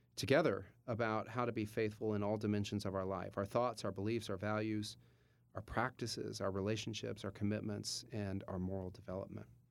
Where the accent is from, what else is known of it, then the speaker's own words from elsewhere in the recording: Louisville, Kentucky, United States; moved away; I'm from Louisville, Kentucky, and born and raised, and went to high school there